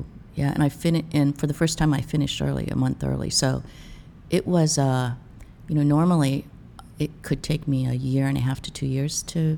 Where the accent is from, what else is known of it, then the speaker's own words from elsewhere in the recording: Nebraska, United States; also born or lived in Colorado; now in New York City, United States; I grew up in Nebraska.